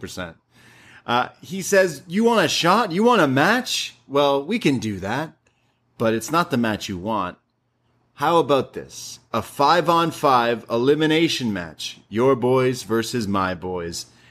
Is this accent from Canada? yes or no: yes; Canada; I'm Canadian